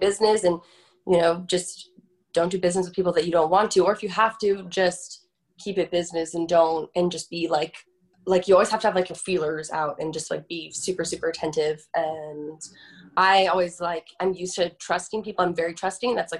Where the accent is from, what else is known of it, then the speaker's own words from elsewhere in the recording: Florida, United States; now in Los Angeles, United States; I'm from Florida and I grew up by the ocean